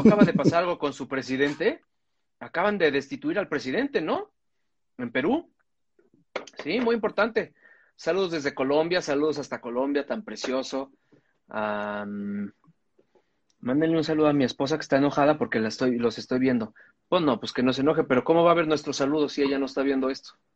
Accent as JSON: {"language": "Spanish", "town": "Cuajimalpa", "region": "Mexico City", "country": "Mexico", "tie": "born or raised there", "said": "yo crecí en Coajimalpa"}